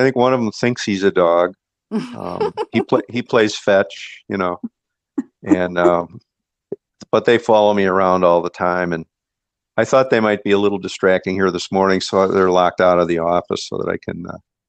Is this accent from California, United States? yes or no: no; Mount Prospect, Illinois, United States; I grew up in Mount Prospect, and I've been around a long time.